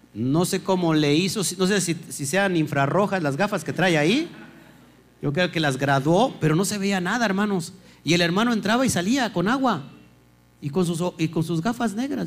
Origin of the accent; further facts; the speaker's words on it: Mexico; los mexicanos, ¿no? Que debatimos